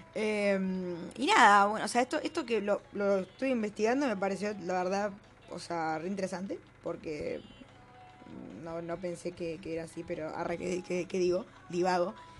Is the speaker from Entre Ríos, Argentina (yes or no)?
no; Greater Buenos Aires, Argentina; la persona que vive en el conurbano, ¿entendés? Tipo, eh, como, qué sé yo, nosotros